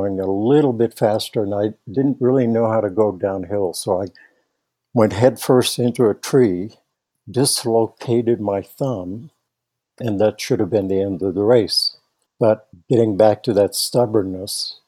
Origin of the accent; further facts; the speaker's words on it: Netherlands; now in Nederland, Colorado, United States; I grew up in the Netherlands